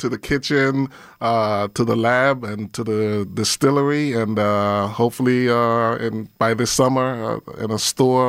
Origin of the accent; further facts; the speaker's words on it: St. Kitts & Nevis; also born or lived in England; I actually grew up in St. Kitts. I was born in England, but I spent most of my time in St. Kitts.